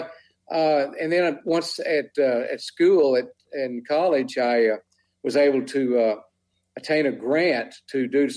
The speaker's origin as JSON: {"language": "English", "region": "West Texas", "country": "United States", "tie": "born or raised there"}